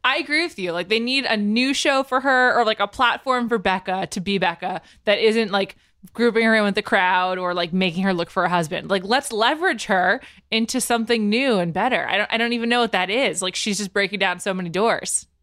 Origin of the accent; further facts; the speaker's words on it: East Coast, United States; moved away; We're both from the East Coast